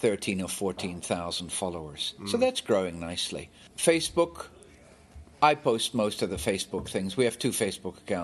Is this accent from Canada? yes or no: no; South Africa; When I was a teenager growing up in South Africa